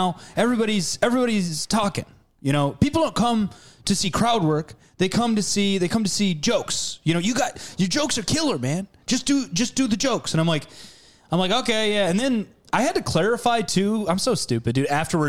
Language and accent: English; Chippewa Falls, Wisconsin, United States; I'm from Chippewa Falls.